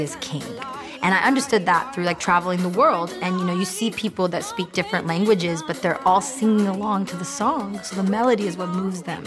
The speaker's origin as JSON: {"language": "English", "country": "United States", "tie": "born or raised there", "said": "being an American kid growing up here"}